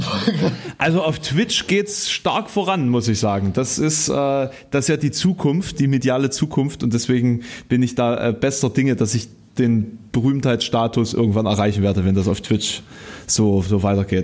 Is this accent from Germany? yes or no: yes; Querfurt, Saxony-Anhalt, Germany; born or raised there; now in Halle, Germany